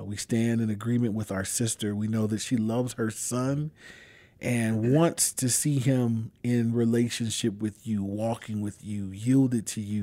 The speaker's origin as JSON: {"language": "English", "town": "Inglewood", "region": "California", "country": "United States", "tie": "born or raised there", "said": "I grew up in Inglewood. I've been there my whole life"}